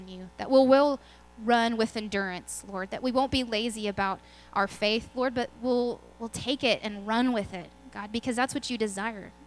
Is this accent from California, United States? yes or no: no; Lubbock, Texas, United States; now in Belton, United States; I'm from Lubbock, where there's actual winters